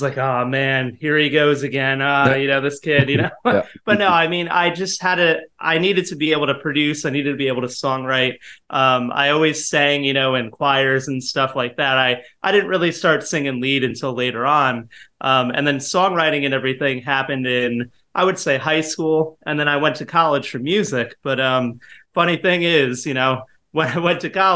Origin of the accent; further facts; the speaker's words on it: Rockaway, New Jersey, United States; moved away as an adult; now in New York City, United States; I grew up in Rockaway